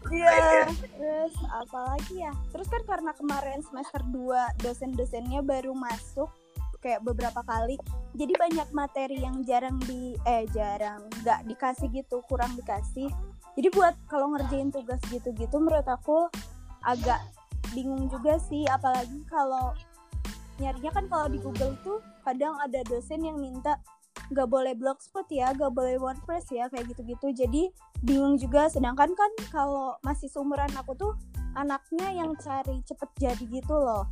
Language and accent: Indonesian; Bandung, West Java, Indonesia; also born or lived in Karawang; aku orang Bandung